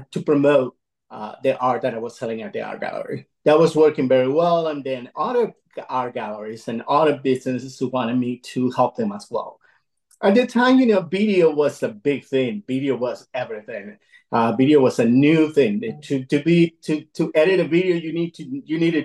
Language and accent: English; Caracas, Capital District, Venezuela; moved away as an adult; now in United States; I'm an immigrant. I'm fr originally from Caracas, Venezuela. I moved here in the early 90s